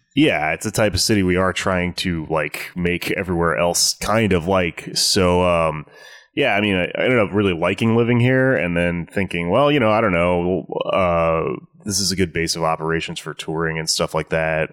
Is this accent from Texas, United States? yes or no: yes; Houston, Texas, United States; also born or lived in Austin, Texas; I grew up in Southwest Houston, Texas